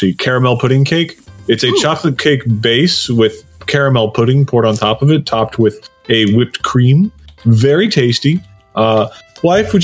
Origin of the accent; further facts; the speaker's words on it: Texas, United States; I may have Welsh heritage, but I was born in Texas